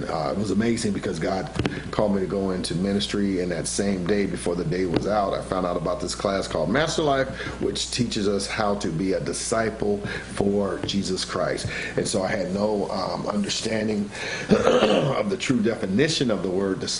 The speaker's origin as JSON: {"language": "English", "town": "Santa Ana", "region": "California", "country": "United States", "tie": "born or raised there", "said": "Born and raised in Santa Ana"}